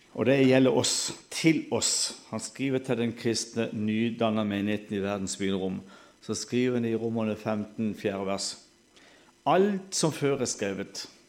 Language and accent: Norwegian; Sørlandet, Southern Norway, Norway; accent: Sørlandet dialect; Vi snakker jo sånn halvdansk på Sørlandet